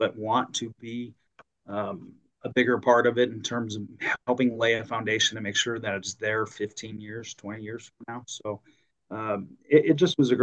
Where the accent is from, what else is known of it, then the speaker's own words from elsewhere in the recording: Illinois, United States; moved away as an adult; now in Arizona, United States; I grew up in the Midwest, so back in Illinois